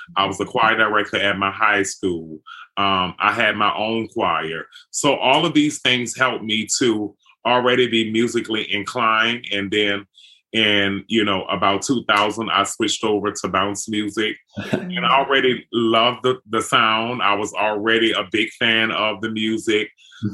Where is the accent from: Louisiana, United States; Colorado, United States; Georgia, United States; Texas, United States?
Louisiana, United States; New Orleans; growing up in New Orleans